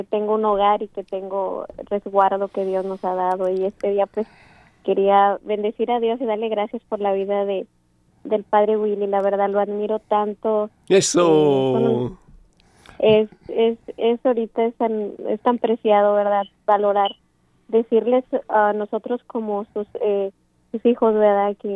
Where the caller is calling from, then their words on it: Dallas, Texas, United States; Desde Dallas, de acá de la fría Dallas.